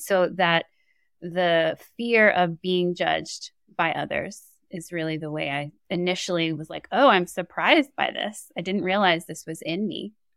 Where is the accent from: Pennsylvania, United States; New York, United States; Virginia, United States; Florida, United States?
New York, United States; New York City; growing up in New York City